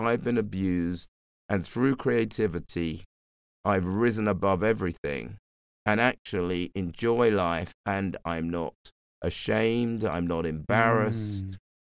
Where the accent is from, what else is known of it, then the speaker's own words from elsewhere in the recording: London, United Kingdom; I grew up in the bush.